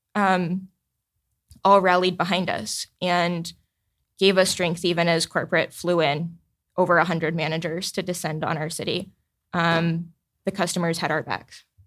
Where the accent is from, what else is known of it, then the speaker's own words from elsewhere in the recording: the South, United States; as a Southerner